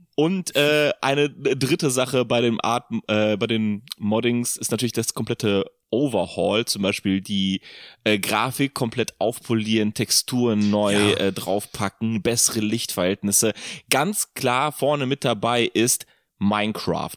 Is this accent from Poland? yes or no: yes; Poland; moved away; Ich komme aus Polen